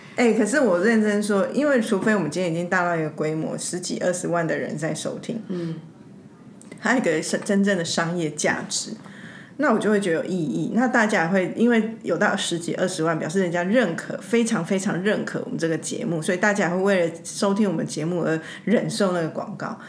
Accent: Yuanlin, Changhua County, Taiwan; also born or lived in New Taipei; now in Taipei, Taiwan; 其实我出生地就是彰化嗯。那我就会一定，我其实都会说我是彰化人嗯。但，通常如果更，更熟的，我都会说我园林人

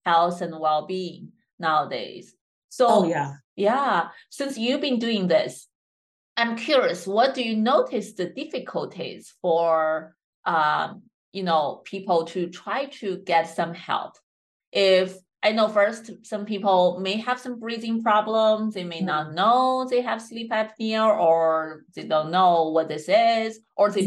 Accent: China; moved away; I grew up in China

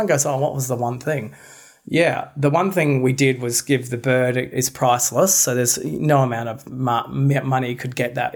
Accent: Australia; we're Australian

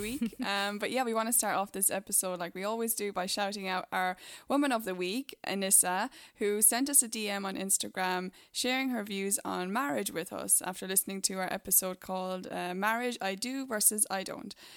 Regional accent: Ireland; moved away; my home country, Ireland

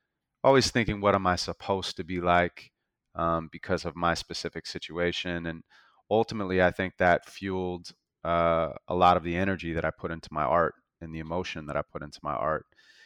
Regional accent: Santa Monica, California, United States; So I was born and raised in Santa Monica

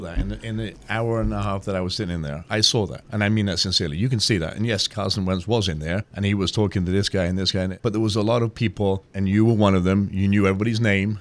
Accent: England, United Kingdom; now in United States; I grew up in England

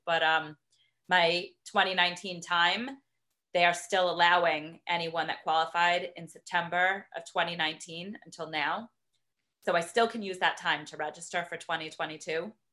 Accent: Boston, Massachusetts, United States; moved away as an adult; now in Middlebury, Connecticut, United States; growing up in Boston and going to the marathon every year

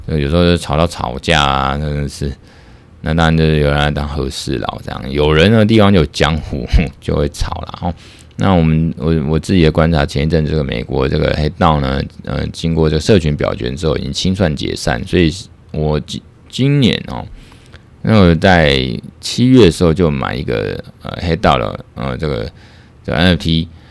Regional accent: Taiwan; 所以我们台湾这边有时候也要看美国那边的一些呃提案啊

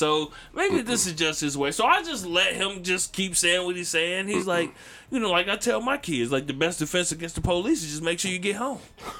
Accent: Gary, Indiana, United States; now in Indianapolis, United States; I'm from Gary, Indiana, but I live in Indianapolis.

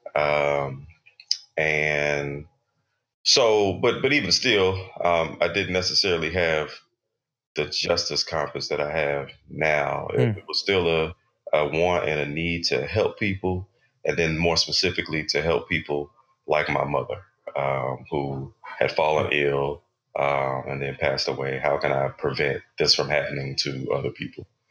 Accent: Texas, United States; I grew up in in Texas

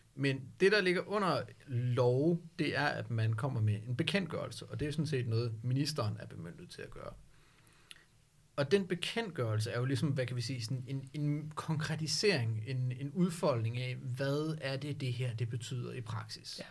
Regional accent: Denmark; som danskere

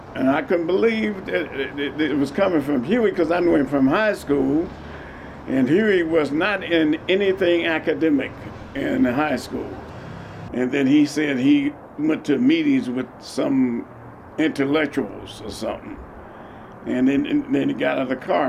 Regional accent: Oakland, California, United States; I was born in Oakland and raised in Oakland

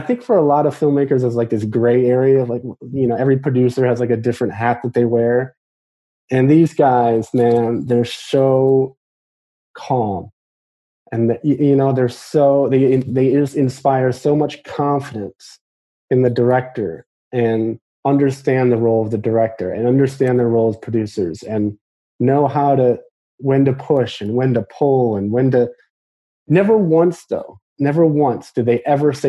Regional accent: Midwest, United States; Just told him like I'm from the Midwest and I'm a huge fan.

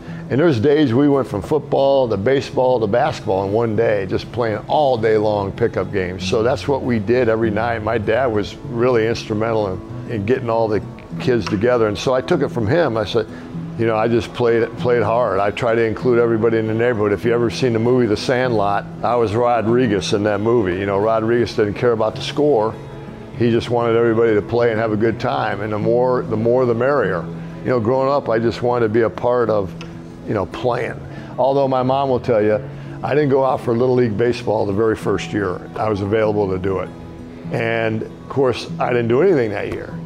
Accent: Wheaton, Illinois, United States; also born or lived in Norman, Oklahoma; I was raised in Wheaton, Illinois. We moved up to Wheaton at a very young age. I was 3 years old

